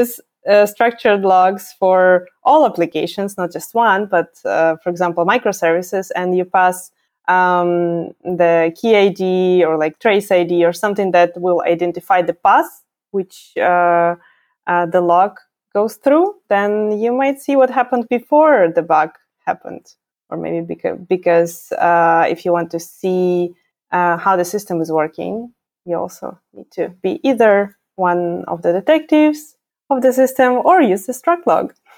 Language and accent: English; Ukraine; moved away as an adult; now in Berlin, Germany; I am originally from Ukraine. I'm not German. I moved to Germany around five years ago